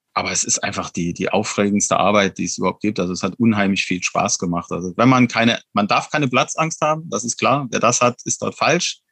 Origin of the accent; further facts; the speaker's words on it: Wallerfangen, Saarland, Germany; also meine Heimat quasi. Ich, ich komme genau aus dieser Gemeinde, stamme ich auch selbst.